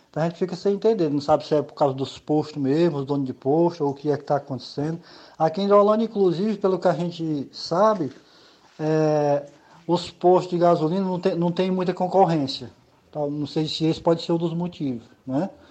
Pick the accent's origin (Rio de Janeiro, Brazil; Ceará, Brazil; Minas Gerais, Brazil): Ceará, Brazil; Hidrolândia; eu sou daqui do município de Hidrolândia